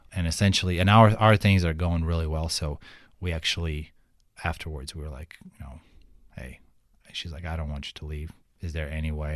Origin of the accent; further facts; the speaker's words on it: Kyiv, Ukraine; English is a second language; moved away as an adult; now in Fort Wayne, United States; I grew up in Kiev and Kiev is like full of traffic jams